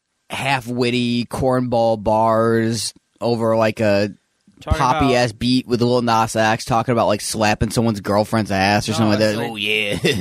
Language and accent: English; Kentucky, United States; You know, I grew up in Kentucky